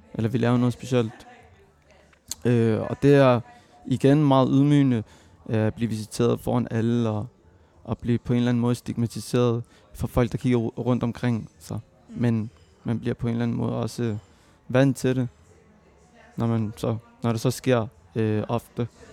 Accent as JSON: {"language": "Danish", "town": "Copenhagen", "region": "Capital Region of Denmark", "country": "Denmark", "tie": "born or raised there", "said": "jeg er født og opvokset i Mjølnerparken"}